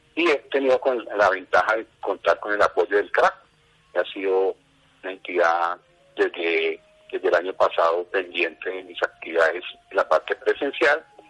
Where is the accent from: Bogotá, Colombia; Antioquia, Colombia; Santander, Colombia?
Bogotá, Colombia; moved away as an adult; now in Cota, Colombia; mi infancia se desarrolló en Bogotá, en este momento, vivo en el municipio de Cota, aproximadamente hace unos 35 años.